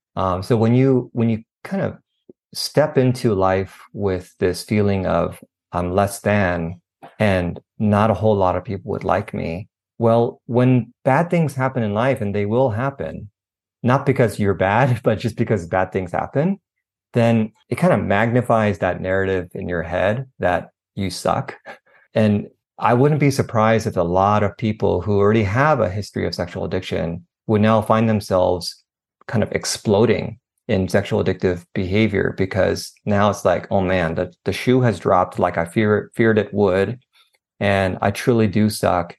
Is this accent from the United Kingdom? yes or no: no; Northern California, United States; moved away as an adult; now in Southern California, United States; born and raised in California, um, Northern California, actually.